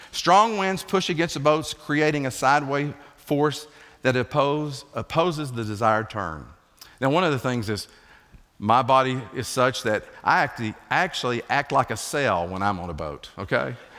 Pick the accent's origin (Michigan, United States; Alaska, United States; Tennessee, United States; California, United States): Tennessee, United States; Ocoee River, Appalachian Mountains; moved away; God's country is the Appalachian Mountains, and I grew up right off the Okoye River